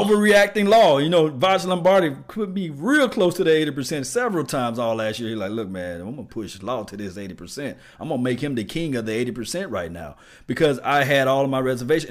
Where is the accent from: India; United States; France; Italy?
United States; Natchez, Mississippi; I'm from Linwood, Natchez, Mississippi